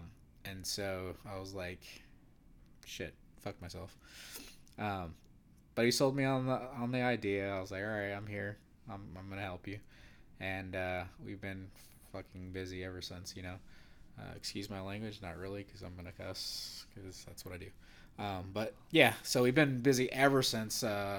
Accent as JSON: {"language": "English", "region": "California", "country": "United States", "said": "I'm also from Northern California. Grew up in, let's say, middle class, but didn't really have much."}